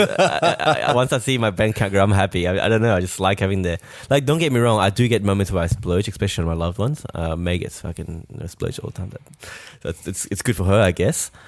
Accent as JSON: {"language": "English", "country": "France", "moved": "yes", "said": "we're from France"}